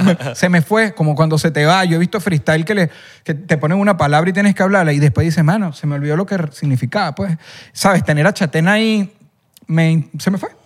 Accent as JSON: {"language": "Spanish", "area": "El Junquito", "region": "Capital District", "country": "Venezuela", "tie": "born or raised there", "said": "yo cuando era niño, vivía en el Junquito"}